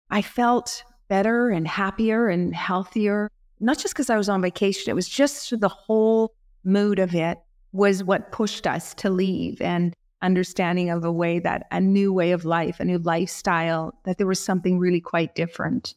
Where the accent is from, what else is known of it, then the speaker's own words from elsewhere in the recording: Canada; moved away as an adult; also born or lived in England; now in Florence, Italy; I'm from Canada